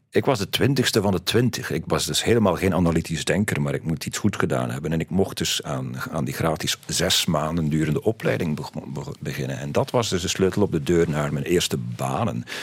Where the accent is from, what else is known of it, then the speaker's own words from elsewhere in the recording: West Flanders, Belgium; accent: West Flemish; en zelfs als ik West-Vlaamse vrienden ontmoet, dan heb ik nog altijd mijn accent, denk ik